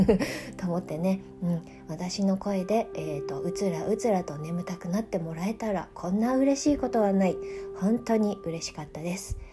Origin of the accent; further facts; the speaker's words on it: Japan; moved away as an adult; also born or lived in China; 18歳までね日本で普通に日本の教育を受けてあの日本人として育ってきた